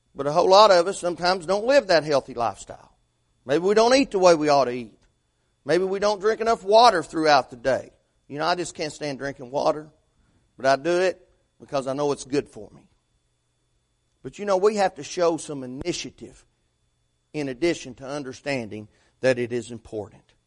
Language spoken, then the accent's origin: English; Fentress County, Tennessee, United States; moved away; A fellow that I graduated high school with became sheriff up my hometown, Fentress County